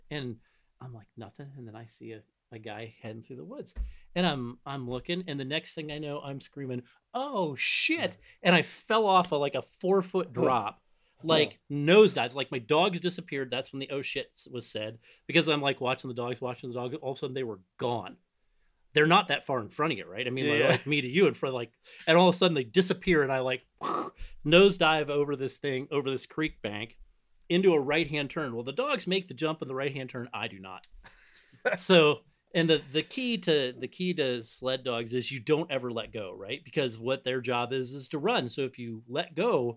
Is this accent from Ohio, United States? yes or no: yes; Northeast Ohio, United States; I grew up in Northeast Ohio